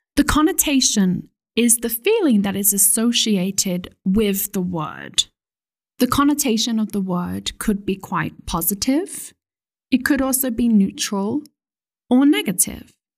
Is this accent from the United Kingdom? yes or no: yes; United Kingdom; as a British person